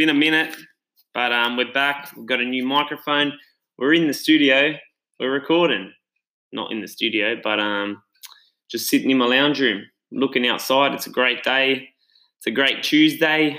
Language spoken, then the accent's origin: English; Australia; I'm Italian background. I was born in Australia